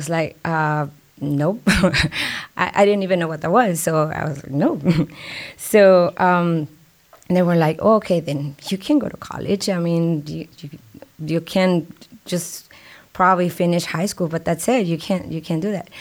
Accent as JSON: {"language": "English", "country": "Mexico", "tie": "born or raised there", "second_language": "English", "moved": "yes", "lives_now": "San Antonio, United States", "said": "I never had a B in Mexico in my school career over there"}